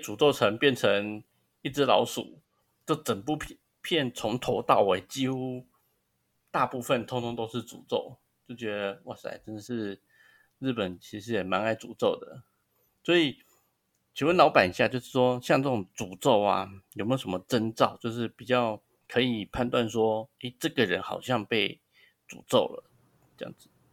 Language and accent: Chinese; Taiwan; 我们台湾人